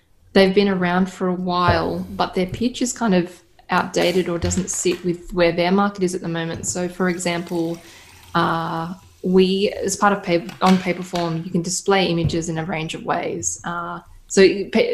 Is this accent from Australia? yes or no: yes; Australia; I'm Australian